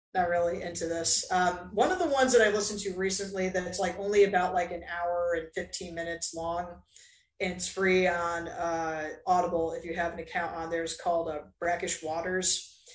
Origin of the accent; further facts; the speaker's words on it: Southeast, United States; now in Chattanooga, United States; technically I'm from the Southeast